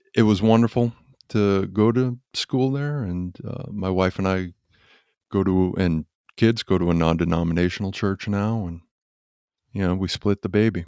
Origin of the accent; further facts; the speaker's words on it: Quincy, Massachusetts, United States; moved away; also born or lived in Weymouth, Massachusetts; I was born and raised in Massachusetts in Quincy, and then Weymouth, Massachusetts